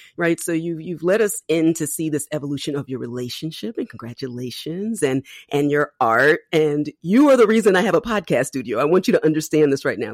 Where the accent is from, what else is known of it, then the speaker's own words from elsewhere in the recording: Philadelphia, Pennsylvania, United States; my hometown of Philadelphia